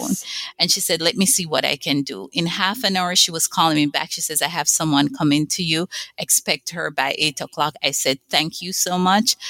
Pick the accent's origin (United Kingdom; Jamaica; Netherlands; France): Jamaica; moved away as an adult; I grew up on an island in the Caribbean, Jamaica